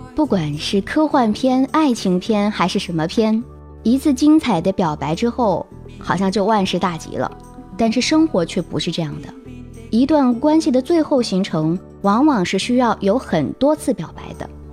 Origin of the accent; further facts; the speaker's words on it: China; 我们中国人